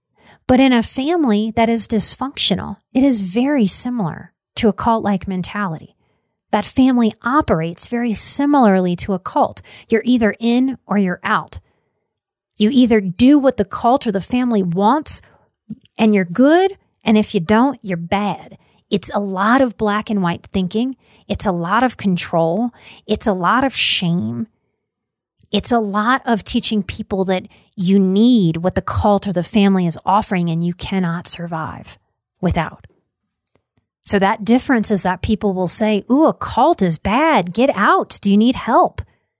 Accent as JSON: {"language": "English", "region": "Deep South", "country": "United States", "said": "I am from the Deep South. I was raised with a lot of fear around drugs."}